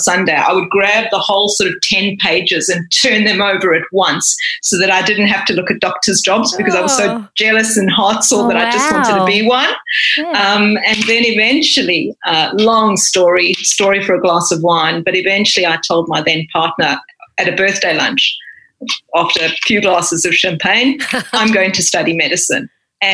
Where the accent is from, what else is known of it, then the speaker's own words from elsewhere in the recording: South Africa; now in Australia; I grew up in South Africa and then followed a career in the corporate world first before I became a doctor